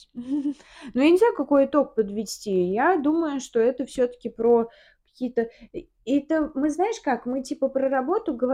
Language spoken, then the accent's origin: Russian; Samara, Samara Oblast, Russia; also born or lived in Moscow; Да. Наш родной город. А в Самару мы приехали